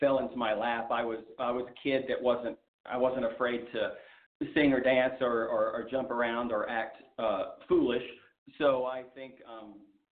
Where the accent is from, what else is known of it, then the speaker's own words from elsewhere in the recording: Odessa, Texas, United States; now in Los Angeles, United States; I grew up in Odessa, Texas, which is in West Texas, oil country